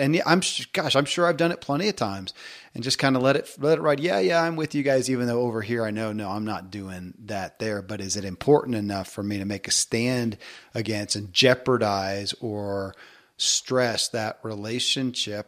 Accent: the South, United States; growing up in the South

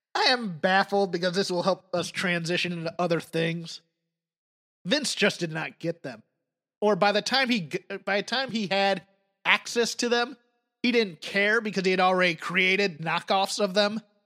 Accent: Crockett Country, Mid-Atlantic, United States; where I grew up in Crockett Country

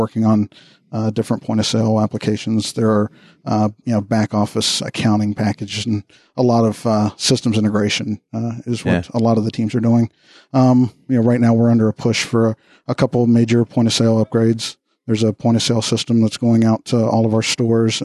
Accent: Texas, United States; I'm from Texas

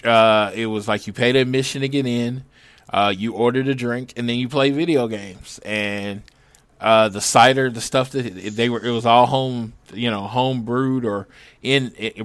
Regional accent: Oklahoma, United States; we're from Oklahoma. Mexican food's kind of popular there.

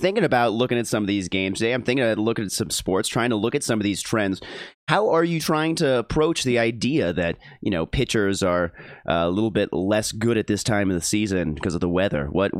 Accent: Minnesota, United States; moved away as an adult; now in Colorado, United States; As a Minnesotan who now lives in Colorado

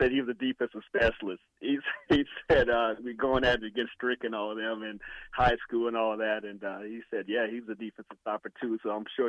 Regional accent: Indiana, United States; I was born in Indiana, basketball capital of the world.

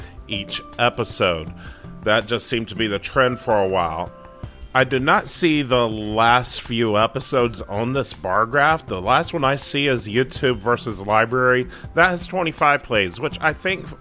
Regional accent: North Carolina, United States; my home state of North Carolina

